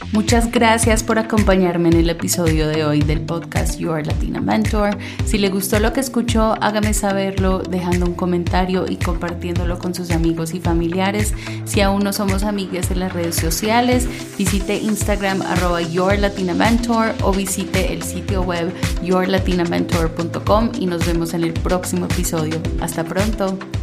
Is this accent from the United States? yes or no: yes; Minnesota, United States; mientras crecí en Minnesota